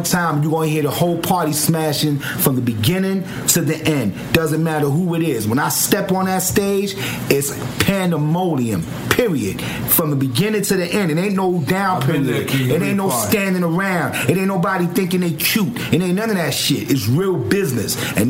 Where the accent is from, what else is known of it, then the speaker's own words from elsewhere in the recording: New York, United States; I love New York. I'm from New York, but I don't like how New York is moving a little bit